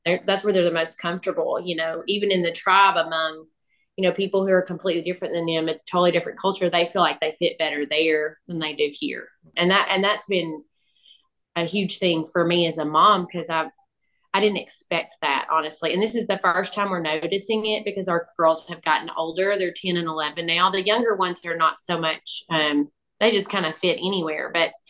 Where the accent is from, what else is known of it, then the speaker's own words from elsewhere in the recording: Arkansas, United States; accent: southern; moved away as an adult; now in Papua New Guinea; we grew up, both Jeremy and I grew up in Arkansas. We grew up in believing families